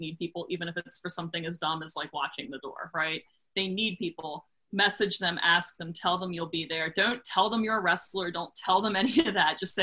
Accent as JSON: {"language": "English", "region": "Maryland", "country": "United States", "said": "I'm from Maryland"}